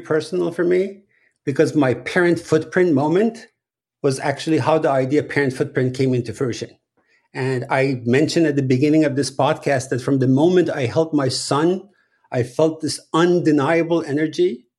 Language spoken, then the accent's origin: English; Iran; that was a very standard method of, you know, parenting when I was growing up in Iran